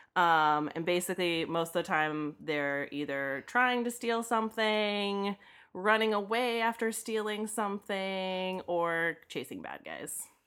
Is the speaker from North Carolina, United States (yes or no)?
no; Daytona Beach, Florida, United States; growing up in Daytona where fast cars are a thing